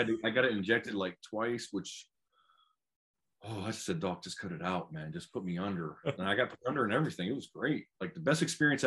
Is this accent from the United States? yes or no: yes; Steubenville, Ohio, United States; I was born and raised in Stoneville, Ohio.